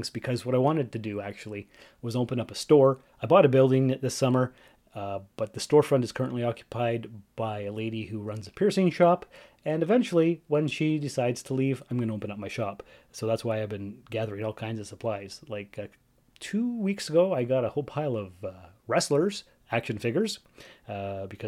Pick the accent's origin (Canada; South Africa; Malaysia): Canada; Sault Ste. Marie, Ontario; moved away; my hometown of Sault Ste. Marie, Ontario, Canada